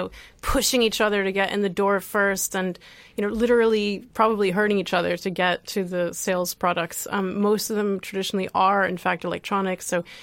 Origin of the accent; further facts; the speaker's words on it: Midwest, United States; You can probably hear from my voice that I grew up in North America, in the U.S., in the middle of the U.S.